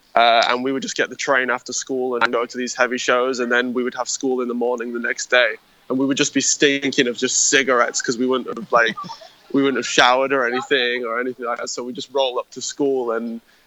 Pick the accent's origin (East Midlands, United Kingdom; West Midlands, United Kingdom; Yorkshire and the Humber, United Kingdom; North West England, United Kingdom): Yorkshire and the Humber, United Kingdom; Harrogate; we grew up in a tiny town called Harrogate.